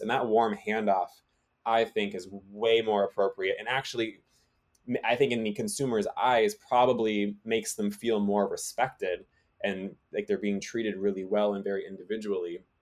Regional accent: Massachusetts, United States; growing up in Massachusetts

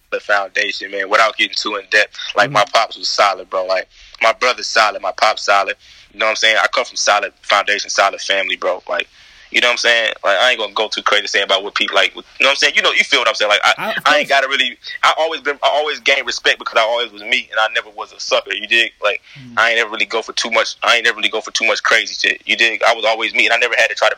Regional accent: Atlanta, Georgia, United States; I'm from the South Side

